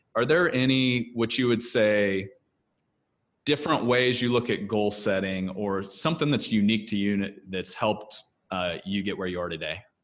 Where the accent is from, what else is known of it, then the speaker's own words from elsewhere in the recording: Kansas, United States; I grew up in Kansas on a farm, throwing a few square bales along the way